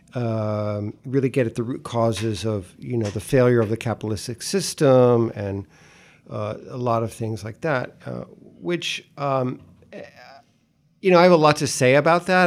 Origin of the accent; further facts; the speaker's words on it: Greenwich, Connecticut, United States; also born or lived in Tennessee (ancestry) / northern Florida (ancestry); eventually moved from the, to Greenwich, from Greenwich Village to Old Greenwich, Connecticut. So, I went from one Greenwich to the another Greenwich.